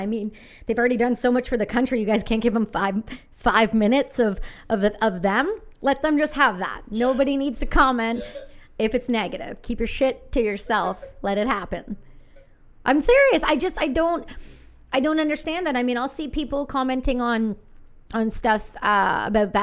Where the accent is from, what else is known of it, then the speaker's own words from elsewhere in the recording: Canada; I'm Canadian